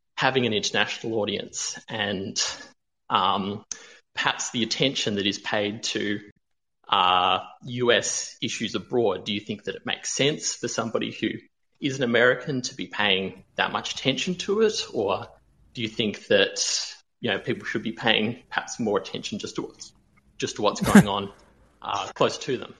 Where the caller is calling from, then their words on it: Melbourne, Victoria, Australia; I'm calling from Melbourne, Australia